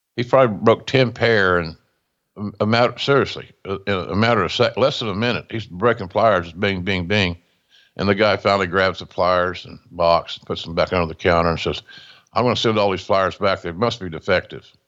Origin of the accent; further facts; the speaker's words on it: Westville, Oklahoma, United States; my hometown of Westville, Oklahoma